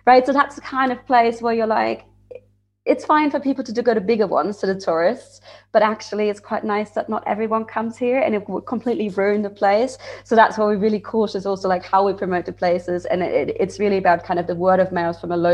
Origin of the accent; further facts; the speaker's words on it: Frankfurt, Hesse, Germany; moved away as an adult; also born or lived in Bavaria; I'm from Frankfurt originally, so I didn't even drink beer. But then I moved to Bavaria for studying